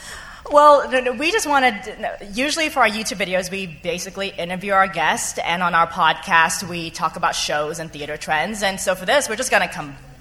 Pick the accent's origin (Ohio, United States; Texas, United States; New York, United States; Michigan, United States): New York, United States; as a New Yorker